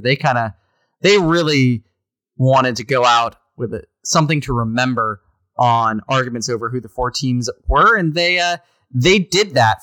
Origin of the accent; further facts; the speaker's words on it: Fredericksburg, Virginia, United States; moved away; I was born in Fredericksburg